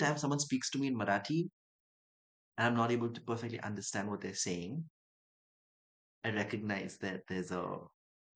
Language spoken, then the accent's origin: English; Dubai, United Arab Emirates; also born or lived in Chennai, India; now in Mumbai, India; I grew up in Dubai, and I grew up in Dubai and Chennai for a bit